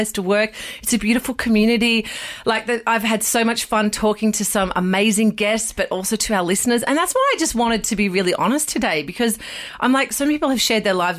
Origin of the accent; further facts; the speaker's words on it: Riverina, New South Wales, Australia; now in Sydney, Australia; I grew up in the Verena